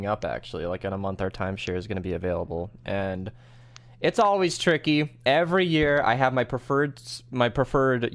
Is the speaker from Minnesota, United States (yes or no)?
yes; Minnesota, United States; being a Minnesotan kid